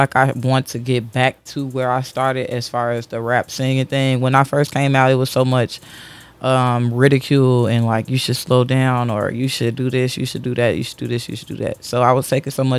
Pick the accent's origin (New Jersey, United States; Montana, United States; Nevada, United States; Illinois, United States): Illinois, United States; Chicago; I grew up on Madison and Monroe. Kedzie and Monroe